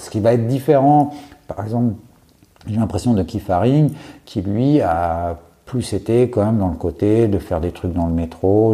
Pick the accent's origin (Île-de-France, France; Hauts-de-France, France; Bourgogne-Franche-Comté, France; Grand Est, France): Île-de-France, France; Courbevoie; sur la partie courbevoie de la, de, la défense, euh, puisque c'est là où j'ai grandi.